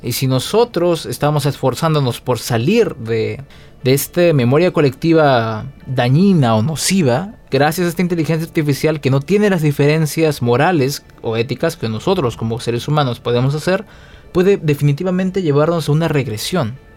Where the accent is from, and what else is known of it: Peru